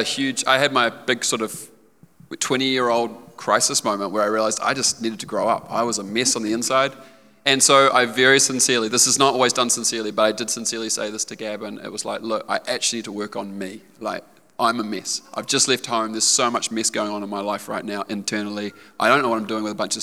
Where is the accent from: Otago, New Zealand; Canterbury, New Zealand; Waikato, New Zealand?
Otago, New Zealand; also born or lived in Stratford, New Zealand; now in Auckland, New Zealand; I was born in Otago, grew up in Otago